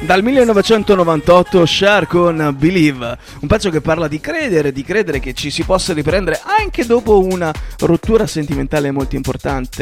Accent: Southern Italy, Italy; da buon terrone quale io sono

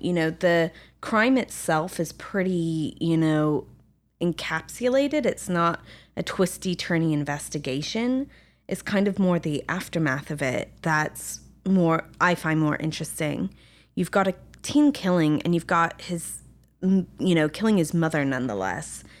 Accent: England, United Kingdom; also born or lived in France; now in Los Angeles, United States; growing up in England and France

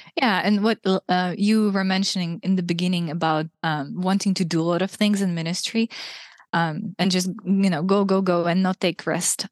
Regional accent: Russia; moved away as an adult; also born or lived in Ukraine; now in Hungary; I was born in Ukraine, raised in Russia

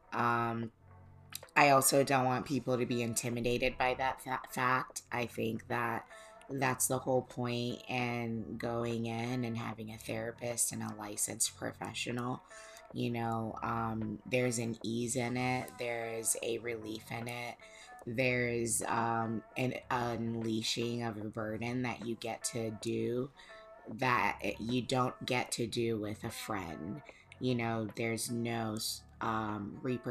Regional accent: Fort Myers, Florida, United States; moved away; where we grew up in Fort Myers, Florida.

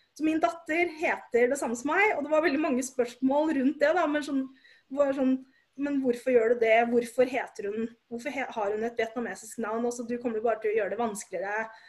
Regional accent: Oslo, Norway; Jeg er født og oppvokst i Oslo

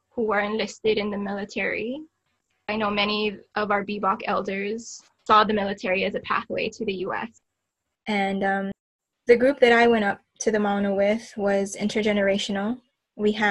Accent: Cordillera Administrative Region, Philippines; as an Igorot, as an indigenous person, as a Filipino, we know what that division creates

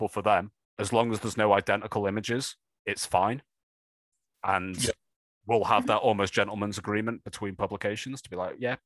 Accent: United Kingdom

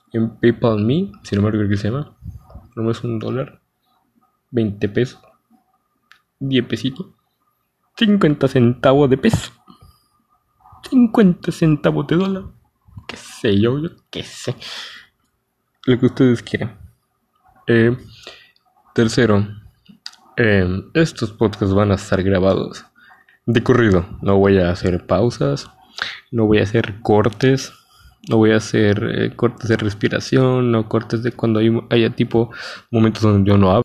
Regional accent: Mexico; Soy un chico mexicano

